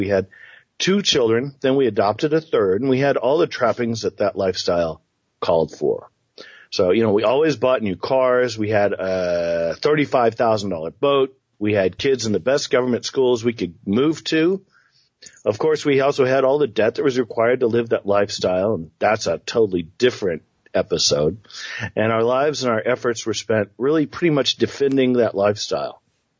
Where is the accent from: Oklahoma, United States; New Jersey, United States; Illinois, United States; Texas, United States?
Oklahoma, United States; Tulsa; also born or lived in Tokyo, Japan; I grew up as an army brat and as a kid, and I was born in Tokyo, Japan, actually, which is always one of the fun facts I love to throw out into a party. But I grew up in Tulsa after my dad retired in 1972.